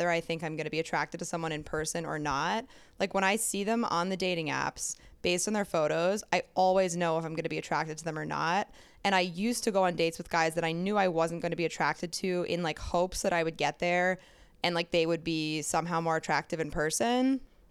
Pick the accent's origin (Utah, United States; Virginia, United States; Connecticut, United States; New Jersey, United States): New Jersey, United States; moved away as an adult; also born or lived in Austin, Texas; now in New York, United States; I'm from Jersey